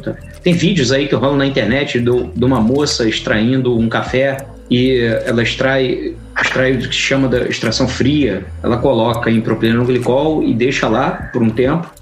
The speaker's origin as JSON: {"language": "Portuguese", "region": "Rio de Janeiro", "country": "Brazil", "said": "Eu sou carioca, daqui do Rio de Janeiro"}